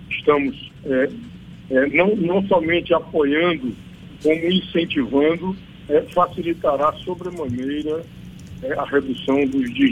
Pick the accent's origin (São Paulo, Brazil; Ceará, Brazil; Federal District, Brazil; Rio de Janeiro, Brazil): Ceará, Brazil; also born or lived in Pernambuco / Bahia; now in Rio Grande do Norte, Brazil; eu conheço bem o, o, Nordeste, porque sou nordestino, sou do Ceará, é, a, minha, a minha esposa é da, é do Rio Grande do Norte, eu hoje é, resido no Rio Grande do Norte, estou me transferindo aqui para Pernambuco, já morei em Pernambuco muito tempo, na Bahia